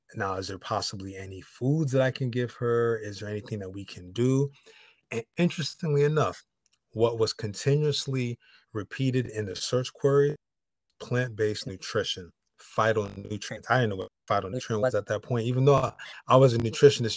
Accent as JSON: {"language": "English", "region": "Connecticut", "country": "United States", "moved": "yes", "lives_now": "Los Angeles, United States", "said": "I'm in Los Angeles. I'm from Connecticut"}